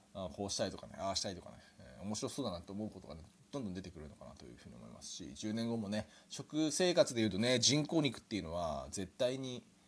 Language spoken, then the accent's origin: Japanese; Japan; 日本で生まれ育ちました